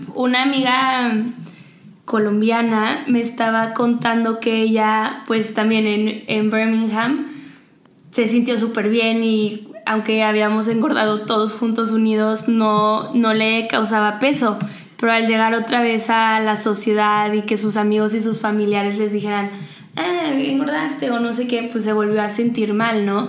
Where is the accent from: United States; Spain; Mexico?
Mexico; nosotros como mexicanos